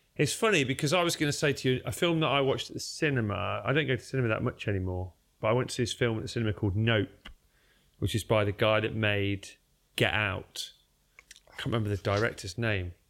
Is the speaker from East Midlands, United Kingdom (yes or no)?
yes; Derby, East Midlands, United Kingdom; also born or lived in South London; now in London, United Kingdom; I am from Derby